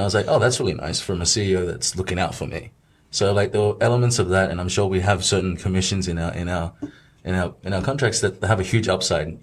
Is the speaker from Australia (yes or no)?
yes; Australia; moved away as an adult; now in Shanghai, China; I was also able to be brought up in like an Australian society or the background. I still see myself as Australian